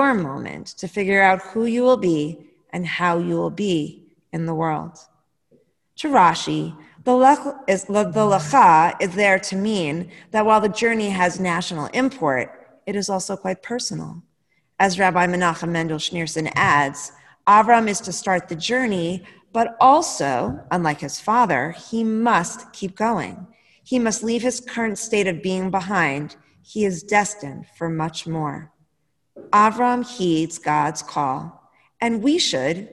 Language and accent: English; United States; As American citizens